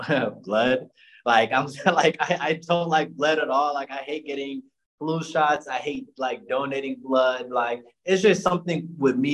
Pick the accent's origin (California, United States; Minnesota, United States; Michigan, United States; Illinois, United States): Illinois, United States; Chicago; My hometown is Chicago, Illinois. I'm from the North Side, Uptown and Rogers Park, to be exact